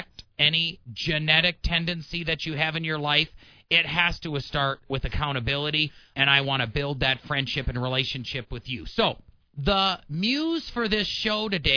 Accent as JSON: {"language": "English", "region": "Wisconsin", "country": "United States", "tie": "born or raised there", "moved": "yes", "said": "I was born and raised in Wisconsin"}